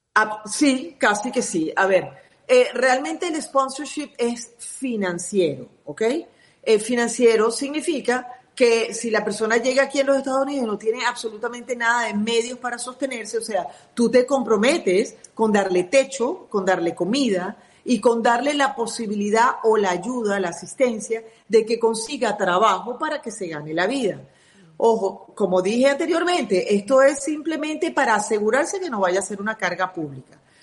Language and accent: Spanish; Venezuela; now in United States; soy mera venezolana